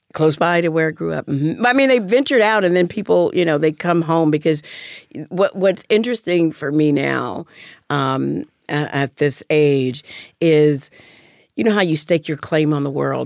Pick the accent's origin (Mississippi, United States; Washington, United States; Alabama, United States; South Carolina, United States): Alabama, United States; moved away; growing up in Alabama